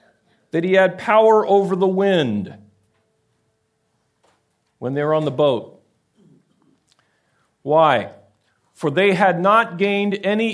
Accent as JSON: {"language": "English", "country": "United States", "said": "I'm an American."}